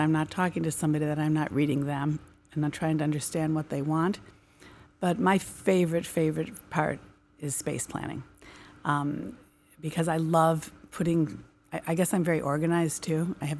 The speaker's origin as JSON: {"language": "English", "town": "Chicago", "region": "Illinois", "country": "United States", "tie": "born or raised there", "said": "I can answer easily because I was born and raised in the Merchandise Mart, Chicago."}